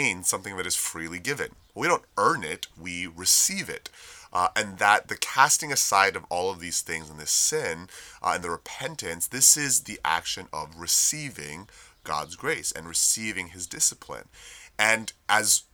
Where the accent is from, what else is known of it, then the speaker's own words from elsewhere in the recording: United States; we as American citizens